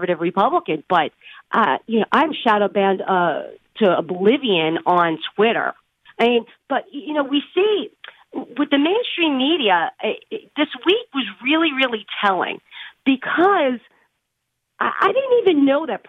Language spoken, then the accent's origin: English; New York, United States; I'm from New York